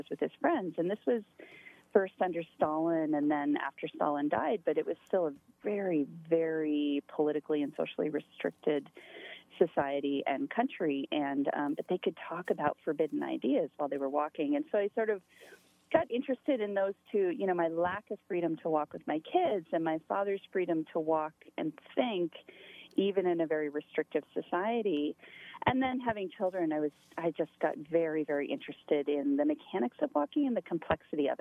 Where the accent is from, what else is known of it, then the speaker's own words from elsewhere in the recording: Montana, United States; moved away as an adult; also born or lived in upstate New York; I'm originally from Montana, but my kids were both born in slightly upstate New York.